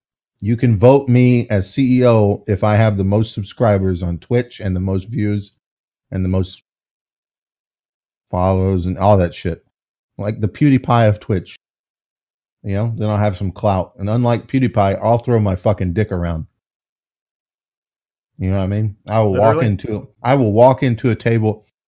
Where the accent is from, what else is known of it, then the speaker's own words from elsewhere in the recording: United States; I'm American.